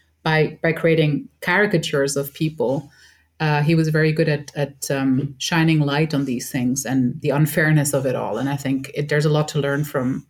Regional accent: Switzerland; We were born and raised in Switzerland as a mix from an Egyptian father and a Dutch mother

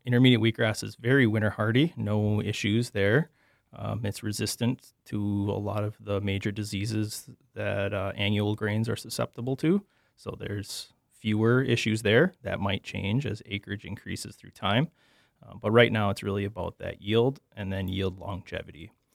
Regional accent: Sheboygan, Wisconsin, United States; moved away as an adult; also born or lived in Oshkosh, Wisconsin; now in Minnesota, United States; I'm from Sheboygan, Wisconsin, eastern Wisconsin

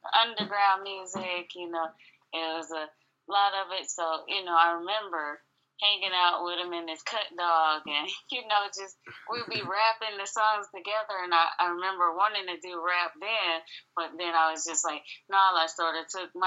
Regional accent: Atlanta, Georgia, United States; moved away; also born or lived in Decatur, Georgia; I'm originally from the East Coast, Atlanta, Georgia, to be exact

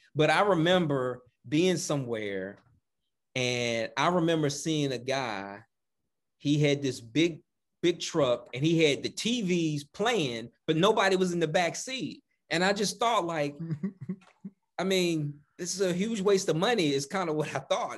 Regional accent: the South, United States; we're from the South

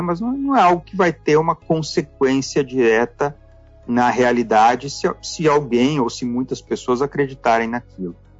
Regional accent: Passo Fundo, Rio Grande do Sul, Brazil; nasci em Passo Fundo, no Rio Grande do Sul

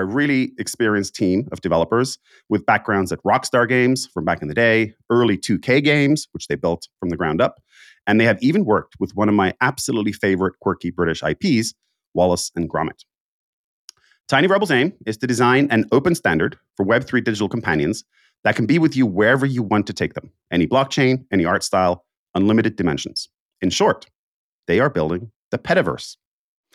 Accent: Finland; moved away; I'm from Finland originally

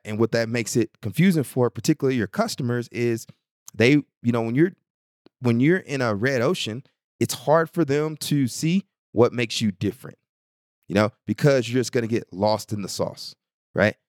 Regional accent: Bryan, Texas, United States; my hometown of Bryan College Station, Texas

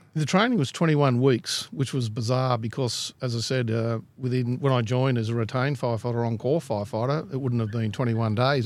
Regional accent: Glenbrook, New South Wales, Australia; I grew up in the Lower Blue Mountains at a place called Glenbrook

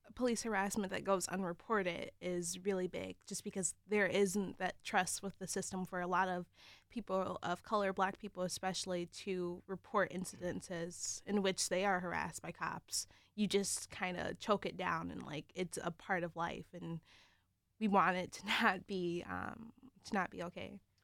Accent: Cincinnati, Ohio, United States; now in East Lansing, United States; I grew up in Cincinnati

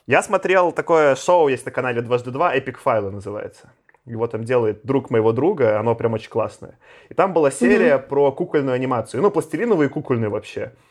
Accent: Belarus; now in Moscow, Russia; я как белорус, я живу там последние 14 лет в Москве

